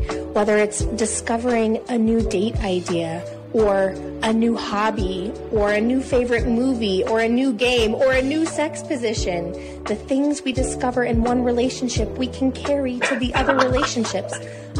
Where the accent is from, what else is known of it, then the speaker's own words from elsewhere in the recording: Midwest, United States; a girl born and raised in the Midwest